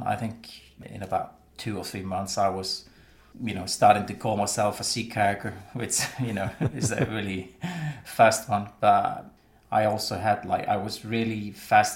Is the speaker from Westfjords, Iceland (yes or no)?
yes; Westfjords, Iceland; I grew up in the Vestfjords in Iceland